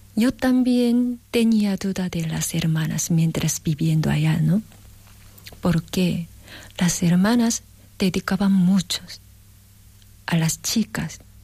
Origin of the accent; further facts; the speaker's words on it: South Korea; Spanish is a second language; moved away; en Corea calculamos la edad un poco diferente que aquí